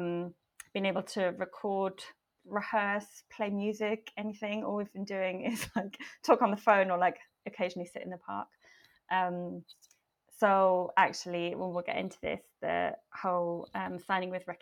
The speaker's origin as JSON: {"language": "English", "country": "Switzerland", "tie": "born or raised there", "also_born_or_lived": "London", "moved": "as an adult", "said": "I'm from Switzerland. I grew up here, moved to London when I was 18."}